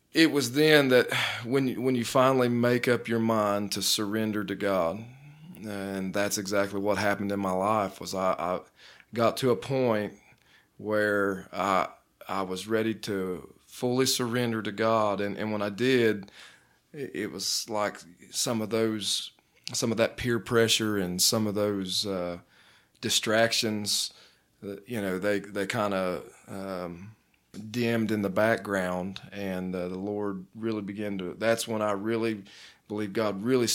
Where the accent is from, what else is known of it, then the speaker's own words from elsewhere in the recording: Dayton, Ohio, United States; But I grew up in Dayton, Ohio, and started going to church when I was about 8.